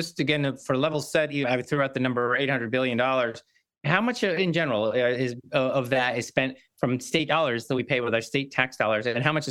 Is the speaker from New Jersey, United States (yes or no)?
yes; New Jersey, United States; moved away as an adult; now in Massachusetts, United States; I'm a Jersey guy too. I used to live in that Jersey.